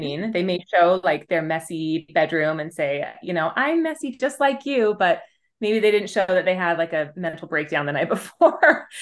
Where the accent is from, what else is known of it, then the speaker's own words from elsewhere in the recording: Utah, United States; my home state of Utah